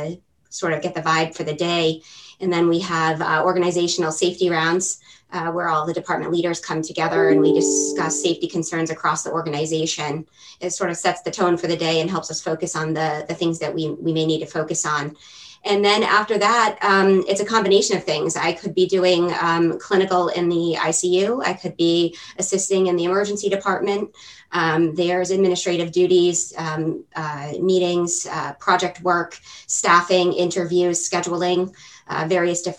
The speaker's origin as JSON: {"language": "English", "town": "Arlington", "region": "Vermont", "country": "United States", "tie": "born or raised there", "said": "I actually grew up locally. I grew up in Arlington."}